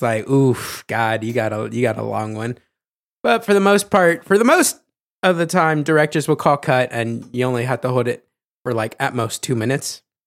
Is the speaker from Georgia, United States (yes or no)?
no; Ohio, United States; I'm from Ohio